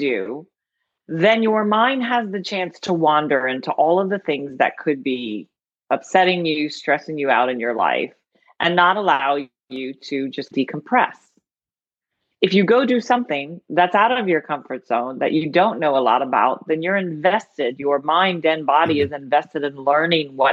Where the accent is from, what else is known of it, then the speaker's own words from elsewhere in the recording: the South, United States; now in Louisiana, United States; people are going to know I'm from the South because I have a porch